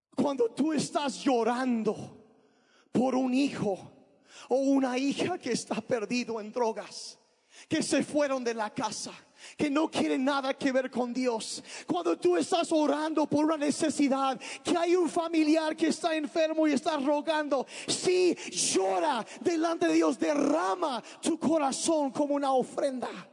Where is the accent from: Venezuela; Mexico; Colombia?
Mexico; Sonora; now in Oaxaca, Mexico; yo crecí en Sonora, mis papás eran misioneros y crecía allá